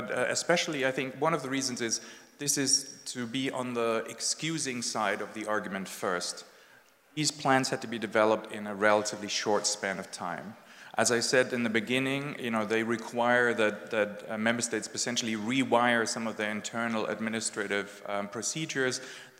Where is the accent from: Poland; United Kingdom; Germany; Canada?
Germany; English is a second language; My home country, Germany, came third last.